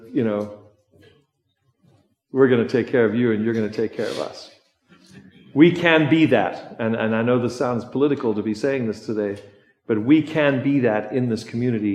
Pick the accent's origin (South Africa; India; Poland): South Africa; now in United States; I come from South Africa, so I'm on the list. I'm on the list right now of being born in a country that might not measure up in some people's minds